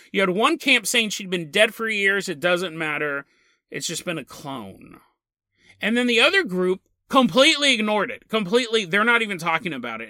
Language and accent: English; United States; I'm American